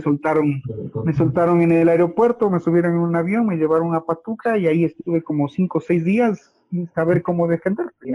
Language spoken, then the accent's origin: Spanish; Ecuador; todos como ecuatorianos